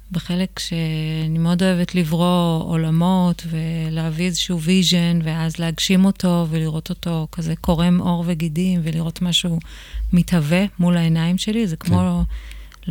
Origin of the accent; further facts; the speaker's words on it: Israel; גדלתי בקיבוץ